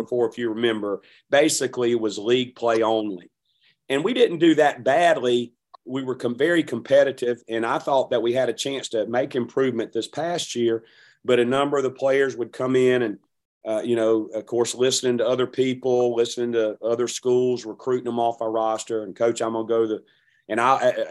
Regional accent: Hattiesburg, Mississippi, United States; I'm from Hattiesburg

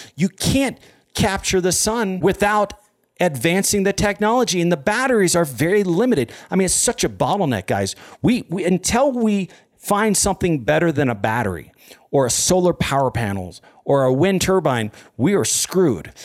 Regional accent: United States; I'm an American

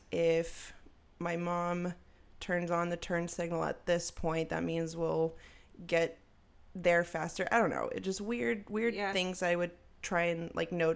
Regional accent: Texas, United States; also born or lived in Germany; I am a Texas gal

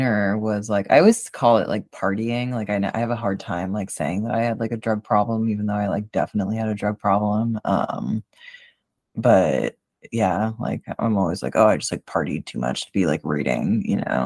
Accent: Boston, Massachusetts, United States; moved away; I'm originally from Boston. Like, I'm not from Western Mass.

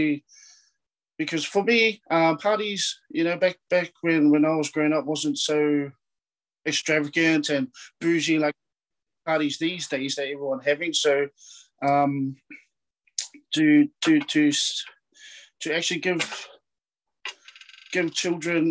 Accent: Papakura, Auckland, New Zealand; I'm from Papakura, born and raised in Papakura

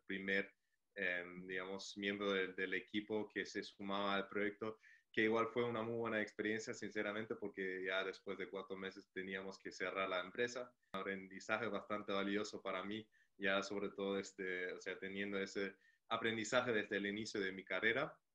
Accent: Germany; moved away as an adult; also born or lived in Chile; soy alemán

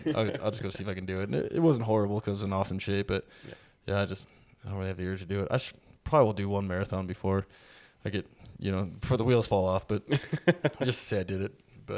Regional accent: Whitehall, Montana, United States; We're both from Whitehall, Montana.

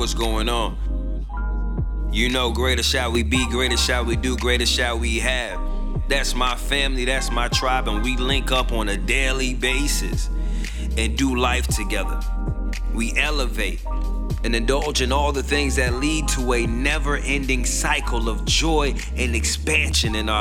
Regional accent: Tampa, Florida, United States; my hometown, Tampa, Florida

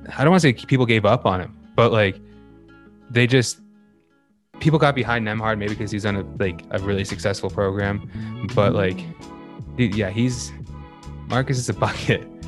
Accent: Burlington, Ontario, Canada; we're from Burlington

